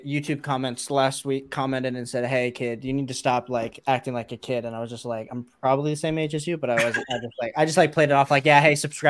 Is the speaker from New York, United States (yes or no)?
no; Ohio, United States; I grew up in Ohio.